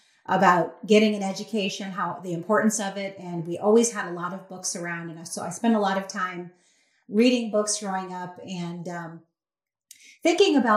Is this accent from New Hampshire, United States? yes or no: no; Detroit, Michigan, United States; now in South Carolina, United States; I grew up right there in Detroit